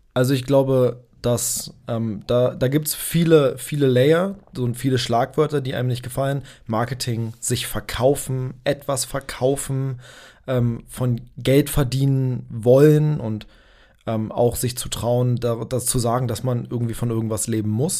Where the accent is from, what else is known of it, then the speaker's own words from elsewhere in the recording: Berlin, Germany; Ich komme aus Berlin. Ich bin, äh, geboren in, äh, Berlin, aufgewachsen in Berlin